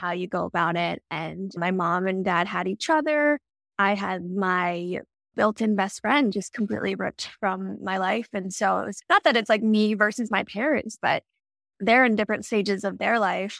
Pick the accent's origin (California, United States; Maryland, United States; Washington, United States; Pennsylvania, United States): Maryland, United States; moved away as an adult; also born or lived in Denver; I grew up little small town in Maryland, lived there my whole life